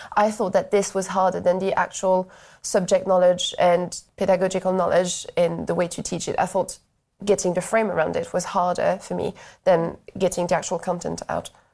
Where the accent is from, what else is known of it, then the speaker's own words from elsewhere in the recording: France; moved away as an adult; now in United Kingdom; so I'm from France originally